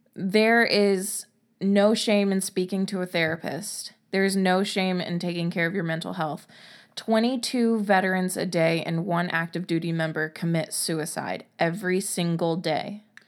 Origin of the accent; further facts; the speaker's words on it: Covington, Louisiana, United States; I grew up near Covington, Louisiana